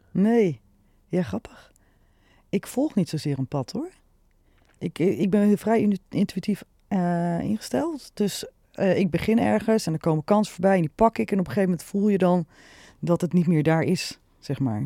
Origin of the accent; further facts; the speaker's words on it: Nieuwegein, Utrecht, Netherlands; Ik ben echt geboren Utrecht. Getogen Nieuwegein